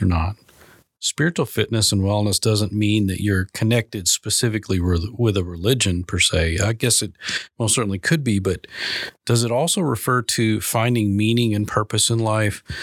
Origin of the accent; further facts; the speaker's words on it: Minnesota, United States; now in Arkansas, United States; I'm originally from Minnesota, big Vikings fan